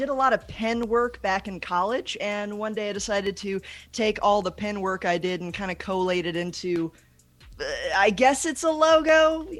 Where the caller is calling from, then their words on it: Pyeongtaek, Gyeonggi Province, South Korea; Korea. I'm in Pyeongtaek, South Korea, and this is my apartment that I am very blessed to be able to use.